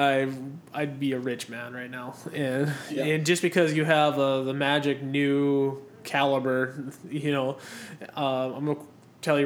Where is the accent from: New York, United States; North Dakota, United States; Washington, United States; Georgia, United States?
North Dakota, United States; we're from North Dakota